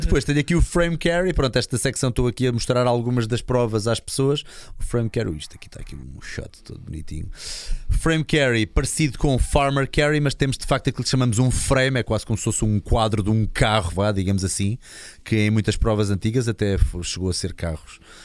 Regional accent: Linda-a-Velha, Lisbon, Portugal; eu sou de Linda Velha

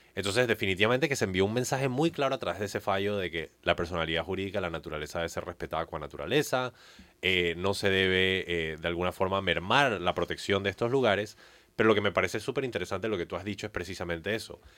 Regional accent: Panama; como panameños no podemos seguir aceptando cosas como la cinta costera 3

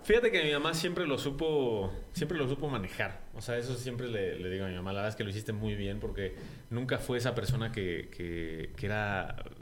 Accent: Santiago de Querétaro, Querétaro, Mexico; also born or lived in Mexico City; yo nací en el DF, eh, pero a los ocho meses prácticamente se vinieron mis papás

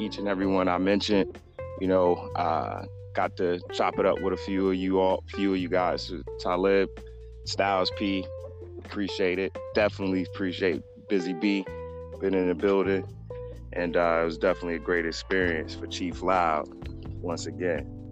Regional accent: Tallahassee, Florida, United States; growing up in Tally

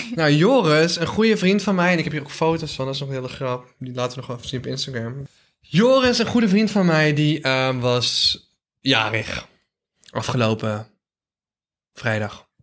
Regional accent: North Brabant, Netherlands; accent: Brabants

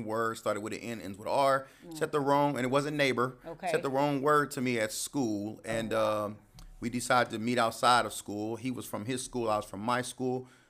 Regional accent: Indianapolis, Indiana, United States; I'm from Mount Olive Missionary Baptist Church in Indianapolis, Indiana, raised.

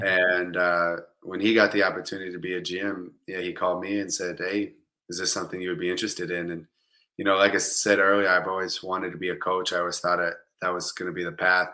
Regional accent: Tampa, Florida, United States; also born or lived in Kansas City, Missouri; I'm from Tampa Bay, Florida

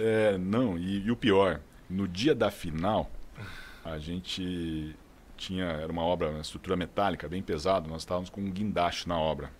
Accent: São José do Rio Pardo, São Paulo, Brazil; accent: interior

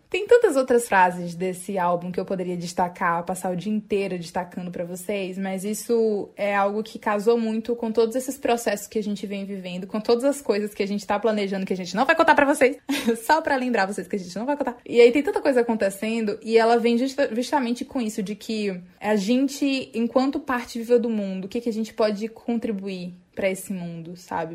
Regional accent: Northeast Brazil, Brazil; a gente reafirma enquanto nordestinas

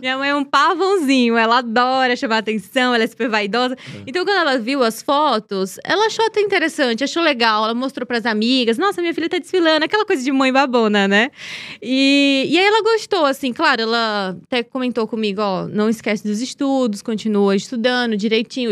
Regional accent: Teresina, Piauí, Brazil; Eu sou de Teresina da capital, mas minha família é do interior de União, que é uma cidade próxima a Teresina, 80 quilômetros de Teresina. E foi onde eu cresci, né? Meu pai, meu pai veio da, do interior, então cresci na, na capital

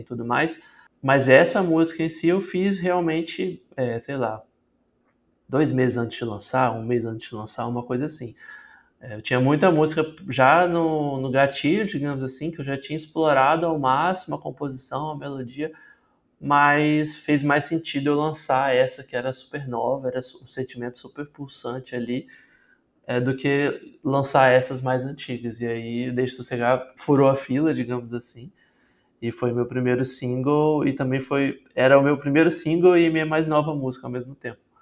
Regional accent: Vitória, Espírito Santo, Brazil; E eu sou de Vitória, no Espírito Santo, tenho 27 anos

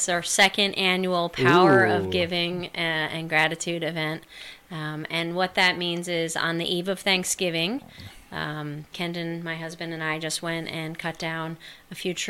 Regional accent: Rhode Island, United States; moved away as an adult; also born or lived in Montana; now in Sandpoint, United States; So actually born and raised on the East Coast in Rhode Island.

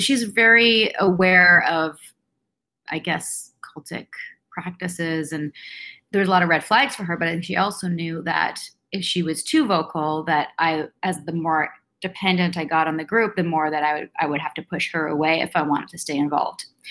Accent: Vancouver, British Columbia, Canada; I grew up in Vancouver, um, born and raised here

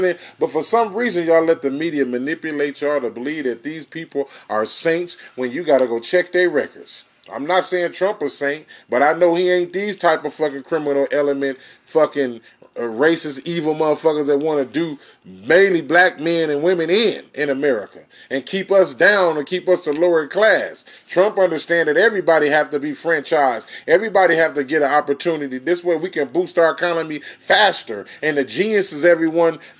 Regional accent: California, United States; I'm from California

